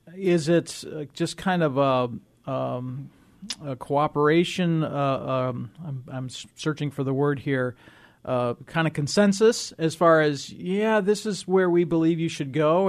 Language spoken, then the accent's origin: English; Illinois, United States; I grew up in Illinois